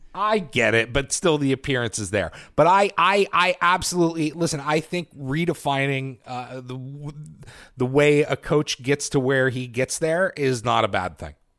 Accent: Titusville, Pennsylvania, United States; born or raised there; moved away

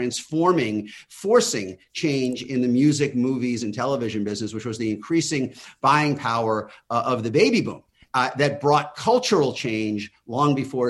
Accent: New York, United States; also born or lived in Washington, District of Columbia, United States; now in Los Angeles, United States; I grew up in New York

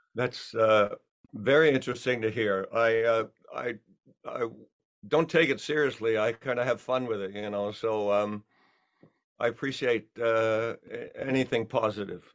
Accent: Australia; accent: Australian; also born or lived in England; now in United States; my Australian accent's still there

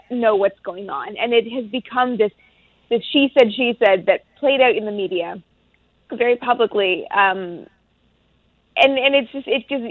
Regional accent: Canada; I'm from Canada

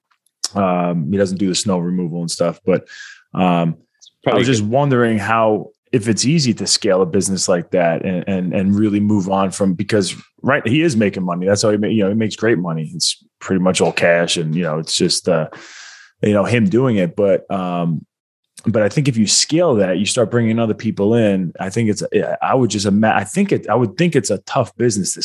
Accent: Long Island, New York, United States; now in South Carolina, United States; I'm from Long Island, New York

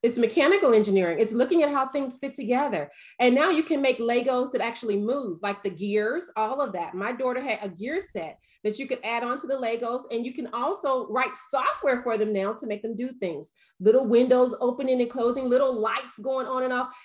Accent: the South, United States; I'm from the South

